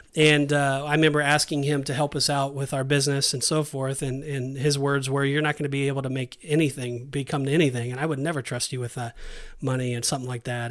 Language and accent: English; Southern California, United States; moved away as an adult; also born or lived in Saint George, Utah; now in Kissimmee, United States; we're born and raised in Southern California